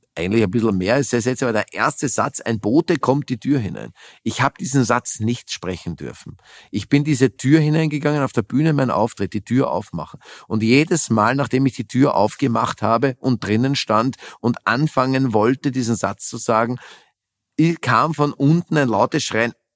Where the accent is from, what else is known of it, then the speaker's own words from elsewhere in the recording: Vienna, Austria; moved away as an adult; also born or lived in Germany; Wien das ist halt meine Heimat